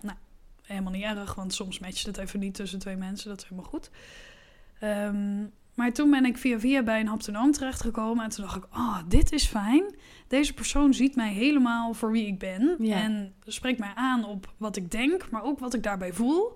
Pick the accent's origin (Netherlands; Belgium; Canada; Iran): Netherlands; ik was dan de enige Nederlander